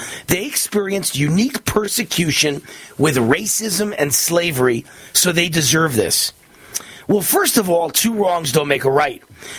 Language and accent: English; Mount Vernon, New York, United States; I grew up in a blue-collar neighborhood in a majority black town. I am Jewish. My neighbors were Italian Catholic and Irish Catholic. At my high school on the Bronx borderline in Mount Vernon, New York, almost everyone was black. I was the minority.